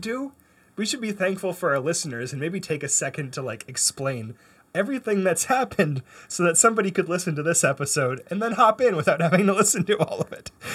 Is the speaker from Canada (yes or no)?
yes; Canada; now in United States; I grew up in Canada